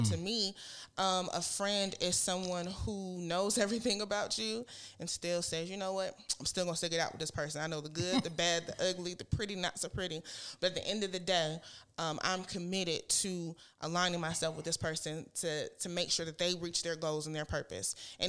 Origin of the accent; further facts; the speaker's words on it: Michigan, United States; I moved here from Michigan. I didn't know anybody. As soon as I graduated from college, came down here, didn't have, you know, any family, anybody.